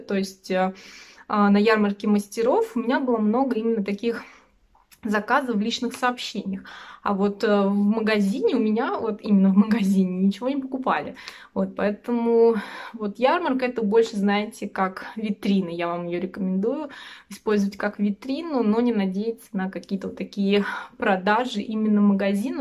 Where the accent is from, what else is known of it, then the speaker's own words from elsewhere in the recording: Russia; мы из России